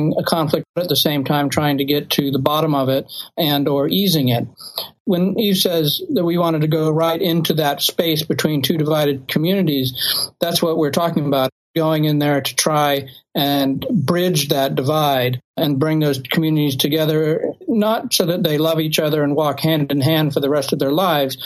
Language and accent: English; Bay Area, California, United States; we're from the Bay Area